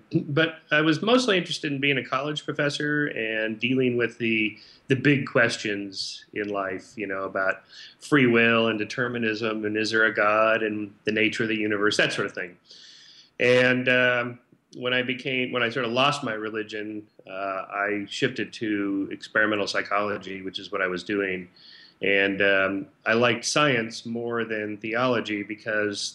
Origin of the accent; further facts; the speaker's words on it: Southern California, United States; I grew up in Southern California